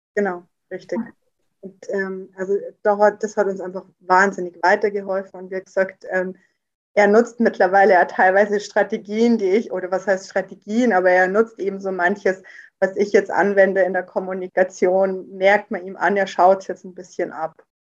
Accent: near Rosenheim, Upper Bavaria, Germany; bin aus Oberbayern, in der Nähe aus Rosenheim

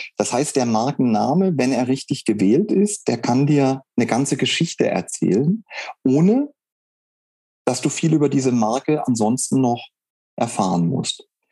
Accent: Saarland, Germany; moved away; also born or lived in Lake Constance / Wuppertal; Jetzt bin ich nicht gebürtig aus dem Saarland, sondern ich bin am Bodensee geboren, aber ich bin im Saarland aufgewachsen

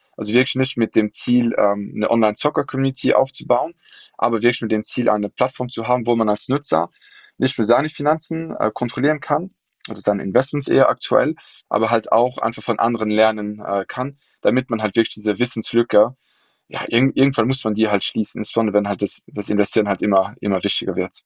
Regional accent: Luxembourg; German is a second language; also born or lived in London; now in Berlin, Germany; wohne in Berlin, aber gebürtiger Luxemburger

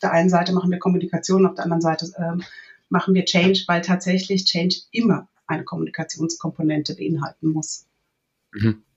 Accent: southern Hesse, Germany; ich bin groß geworden in einem äh, kleinen Dorf im Südhessischen

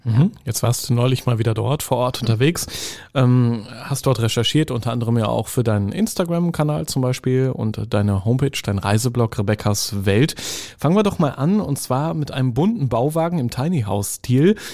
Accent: Northern Germany, Germany; ich bin ja im Norden groß geworden

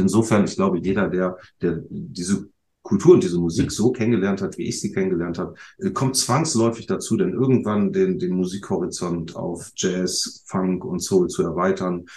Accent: Bremen, Germany; als Bremer

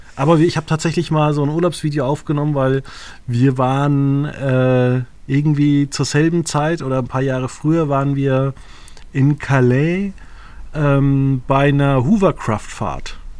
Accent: Würzburg, Bavaria, Germany; ich komme ja aus Würzburg

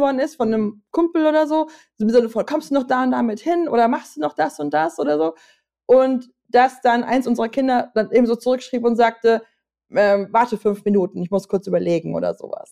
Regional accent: Germany; als Deutsche

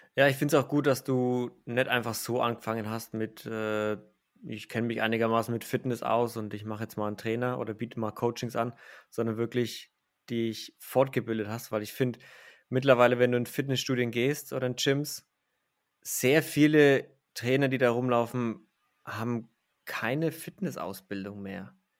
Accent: Franconia, Bavaria, Germany; da kommt jetzt mein innerer Franke raus

